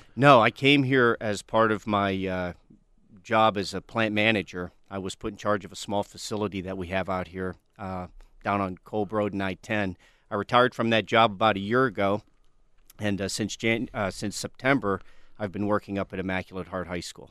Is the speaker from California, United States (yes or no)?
no; western Pennsylvania, United States; now in Tucson, United States; Originally, I'm from western Pennsylvania